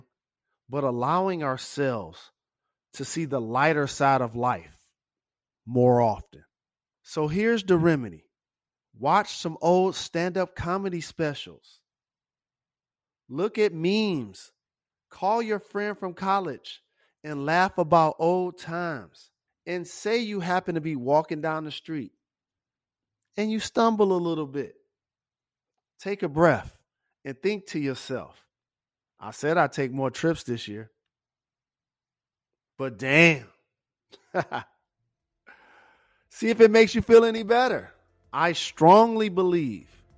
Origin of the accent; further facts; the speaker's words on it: Detroit, Michigan, United States; growing up in my hometown, Detroit